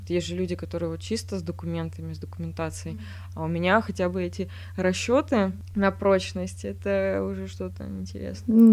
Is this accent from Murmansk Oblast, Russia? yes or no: no; Voskresensk, Moscow Oblast, Russia; У нас в городе, я из Воскресенска